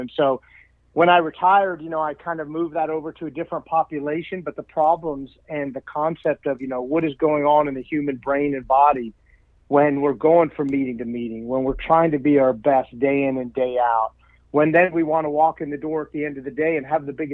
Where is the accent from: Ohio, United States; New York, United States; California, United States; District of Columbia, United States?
District of Columbia, United States; Washington; now in Phoenix, United States; I'm from Washington, D.C., but lived in Phoenix for, you know, a long time now